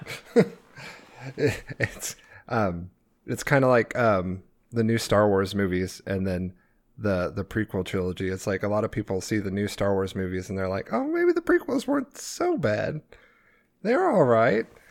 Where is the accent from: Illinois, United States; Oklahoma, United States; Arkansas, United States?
Arkansas, United States; I'm not from Florida. I'm from Arkansas